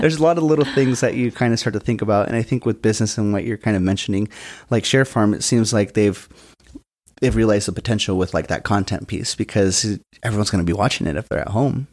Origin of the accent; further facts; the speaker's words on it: West Side, Washington, United States; I'm from the West Side